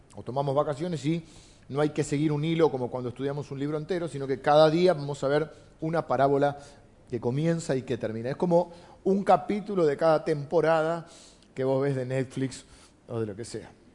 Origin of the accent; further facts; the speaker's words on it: Argentina; soy argentino